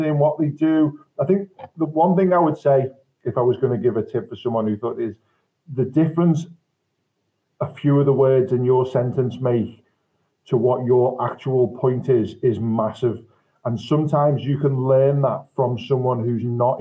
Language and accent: English; Liverpool, North West England, United Kingdom; I'm from Liverpool